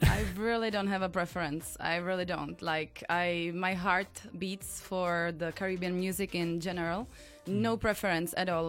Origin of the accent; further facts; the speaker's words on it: Czechia; in Czech Republic, in my home country